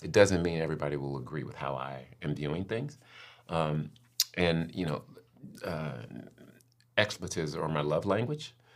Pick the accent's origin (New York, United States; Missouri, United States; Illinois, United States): Missouri, United States; St. Louis; moved away as an adult; also born or lived in Cincinnati, Ohio; now in Florida, United States; I was born in the Midwest, Saint Louis, grew up, born and raised in Saint Louis, and then moved to Cincinnati, so more Midwest